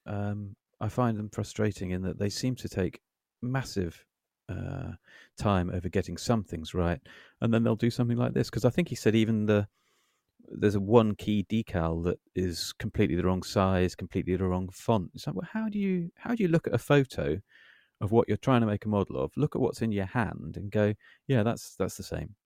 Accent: United Kingdom; we're British

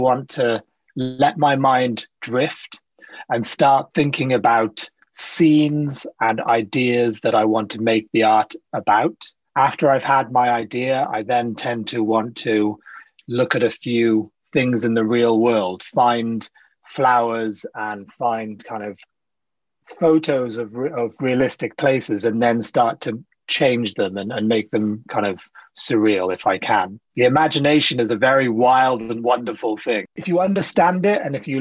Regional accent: South Wales, United Kingdom; also born or lived in Sri Lanka; now in London, United Kingdom; I grew up in South Wales

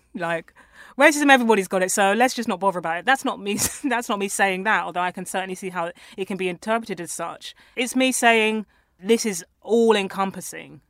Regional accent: London, United Kingdom; I grew up around Tottenham

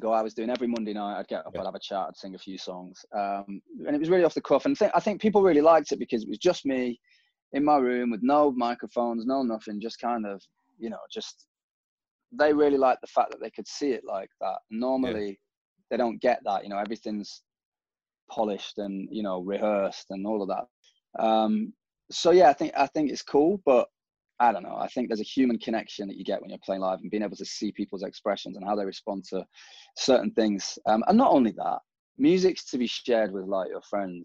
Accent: Manchester, North West England, United Kingdom; as someone from Manchester

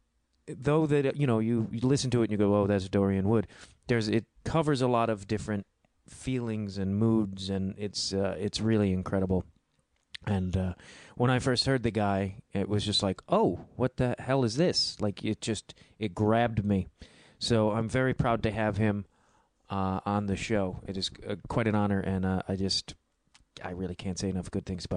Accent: outside of Chicago, Illinois, United States; That's how people in my hometown actually speak outside of Chicago. Not Chicago proper

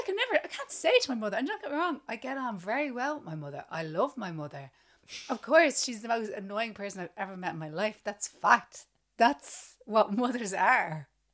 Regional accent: Ireland; growing up in Ireland

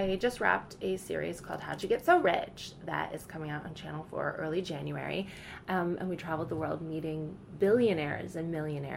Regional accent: Canada; accent: American; I'm from a border town in Canada, so it's very nearly America

